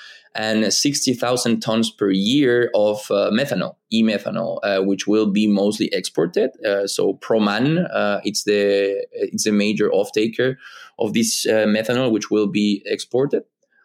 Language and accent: English; Antofagasta, Chile; I'm from Antofagasta. I was born and raised there.